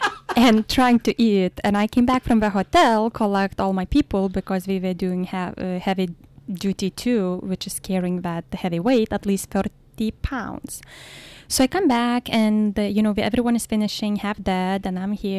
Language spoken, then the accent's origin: English; Lithuania; English is a second language; now in United States; Well, Lithuania is located between Russia and Poland. It's a very small country, 3 million people. We were part of Soviet Union before 1991.